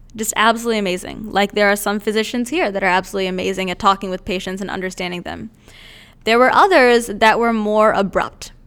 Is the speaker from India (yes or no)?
yes; India; moved away; I'm originally from India